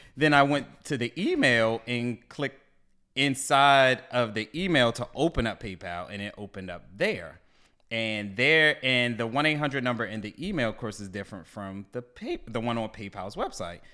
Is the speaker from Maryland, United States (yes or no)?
yes; Baltimore, Maryland, United States; now in DMV, United States; I'm from Baltimore. I said, you know, originally from Baltimore, but I live, you know, down here in DMV now